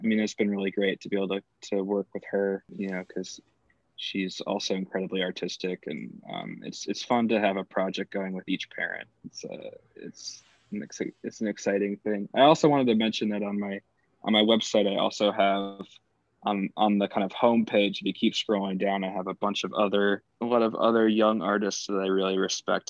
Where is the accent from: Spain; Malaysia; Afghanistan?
Spain; I grew up with in Spain